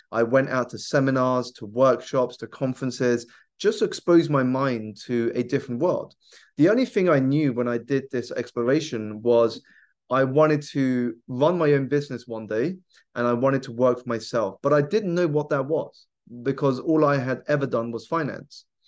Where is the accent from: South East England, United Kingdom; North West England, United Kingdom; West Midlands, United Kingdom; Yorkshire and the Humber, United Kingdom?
South East England, United Kingdom; I grew up here in the U K. I was born in the southeast of England, so around ninety minutes by train away from London